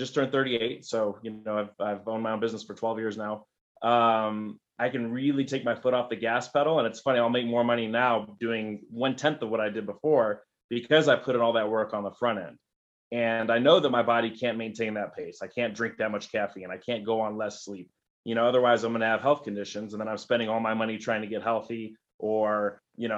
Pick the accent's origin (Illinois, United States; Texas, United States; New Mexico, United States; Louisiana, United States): New Mexico, United States; Albuquerque; I grew up in Albuquerque, New Mexico, born and raised here